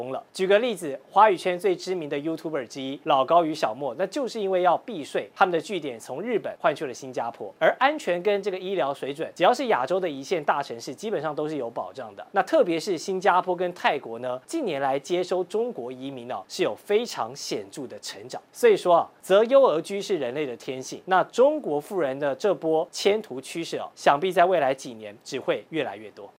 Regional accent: Taiwan; 我们台湾人很怕爆发战争

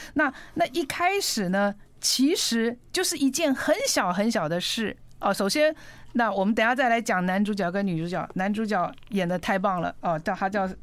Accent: Pingtung County, Taiwan; moved away; 我，我小时候在屏东

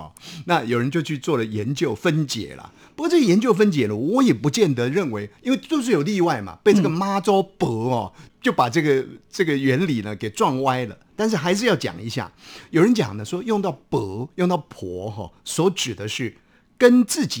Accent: Taiwan; accent: Minnan; first language Minnan; 孔子在闽南话，我们的家乡话里面，我们都加上一个公

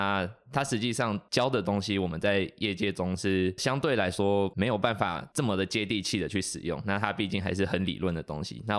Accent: northern Taiwan, Taiwan; moved away as an adult; 像我是北部人，

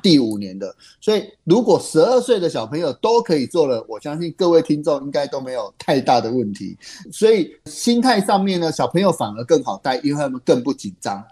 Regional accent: Taiwan; 我们台湾人，我们华人非常地喜欢吃海鲜吃鱼

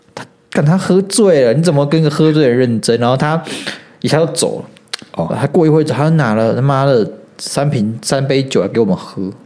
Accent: Taiwan; 我们台湾人在玩这种东西

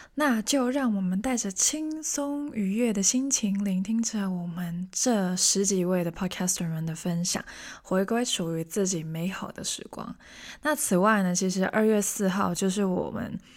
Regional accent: Hong Kong; moved away as an adult; now in Taiwan; 我是香港人，虽然我听起来完全不像， 但是我真的是香港人

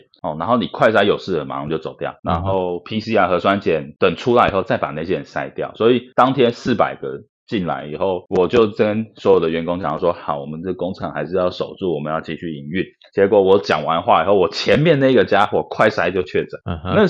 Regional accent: Taiwan; moved away as an adult; now in Vietnam; 因为你说我们台湾人在海外

